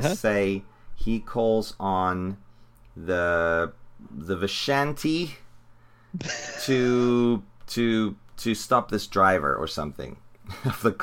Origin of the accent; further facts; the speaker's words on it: South Africa; I'm from South Africa